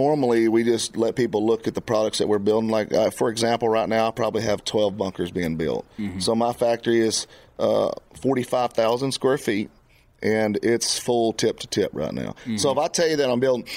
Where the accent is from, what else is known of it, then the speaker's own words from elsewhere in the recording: Texas, United States; I'm from Texas